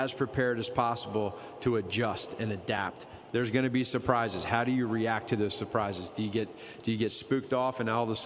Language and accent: English; Pennsylvania, United States; moved away; Mike Pettine and I go back to, we're both from Pennsylvania